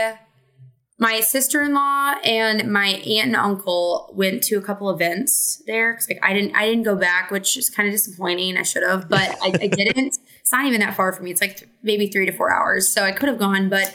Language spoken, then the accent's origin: English; Southern Illinois, United States; I'm an Illinois girly and like a Southern Illinois girly. So it's Benton is like probably like an hour from my hometown